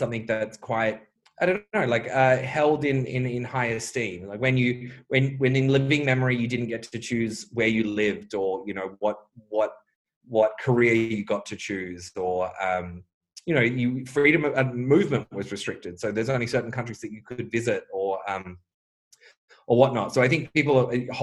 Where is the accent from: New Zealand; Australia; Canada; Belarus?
Australia; now in Bulgaria; to be in Australia as an English-speaking Australian